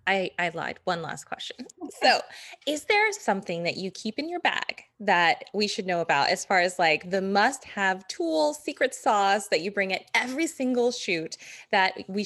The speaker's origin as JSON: {"language": "English", "town": "Las Vegas", "region": "Nevada", "country": "United States", "tie": "born or raised there", "said": "I grew up in Vegas"}